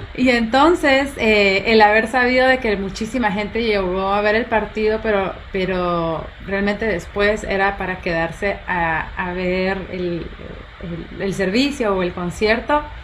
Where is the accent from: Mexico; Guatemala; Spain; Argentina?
Guatemala; yo soy de Guatemala